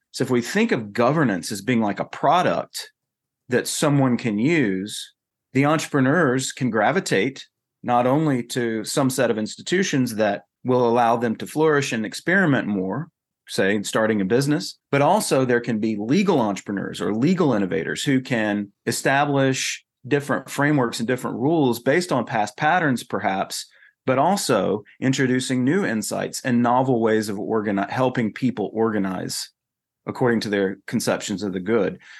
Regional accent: North Carolina, United States; moved away as an adult; also born or lived in Texas; now in South Carolina, United States; I come from North Carolina

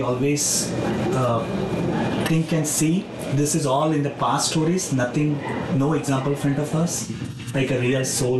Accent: India; moved away; we born and brought up in India

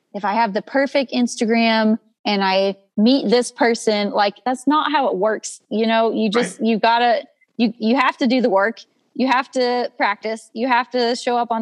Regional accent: Dorchester, Texas, United States; my hometown, which is more like a village. It's a ranching community

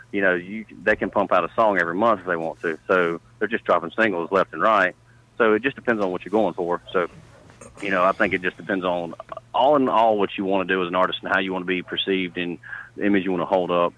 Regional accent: Charlotte, North Carolina, United States; also born or lived in Nashville; I'm actually from the Charlotte, North Carolina area.

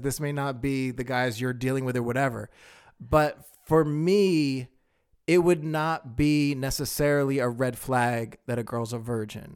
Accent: Pennsylvania, United States; I'm originally from Pennsylvania

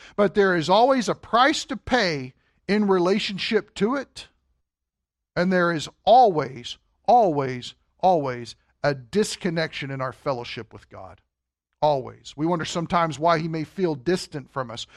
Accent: Kentucky, United States; now in Wisconsin, United States; we're from Kentucky

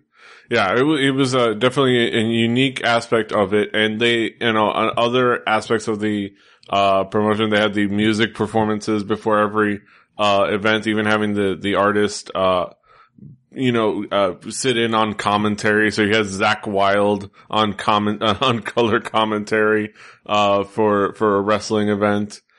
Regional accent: Miami, Florida, United States; I am from the Southeast, uh, Miami.

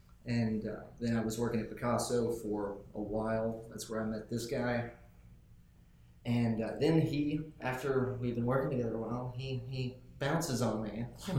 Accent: Jackson, United States; I have lived in Jackson my entire life. I grew up... just actually not far from here. My house that I grew up in was on North Highland across from Englewood.

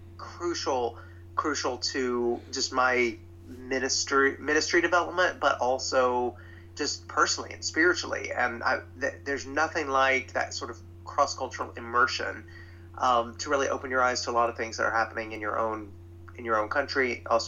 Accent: Middle Tennessee, United States; I grew up in Middle Tennessee

